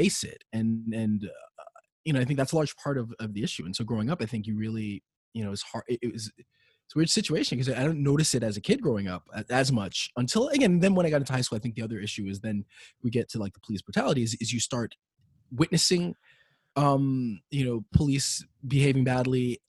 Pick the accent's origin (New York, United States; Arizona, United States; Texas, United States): New York, United States; New York City; also born or lived in Manhattan; I grew up in Brooklyn until I was in middle school. Then I moved to Manhattan